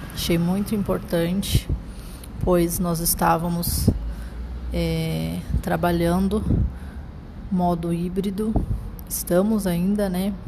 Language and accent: Portuguese; Mato Grosso, Brazil; also born or lived in Umuarama, Paraná, Brazil / Lucas do Rio Verde, Mato Grosso, Brazil; há 27 anos no estado do Mato Grosso. Sou natural de Umorama, no Paraná. Tenho 27 anos